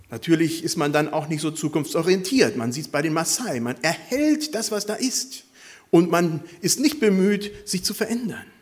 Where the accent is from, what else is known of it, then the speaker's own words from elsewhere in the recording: Ecuador; born there; moved away; Wie gesagt, ich bin in Ecuador geboren worden, habe immer noch Kontakt dahin